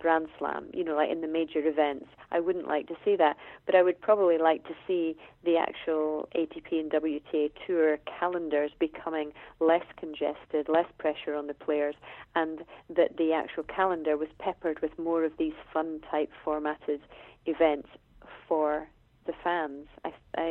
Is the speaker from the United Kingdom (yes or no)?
yes; Scotland, United Kingdom; as a Scottish tennis person myself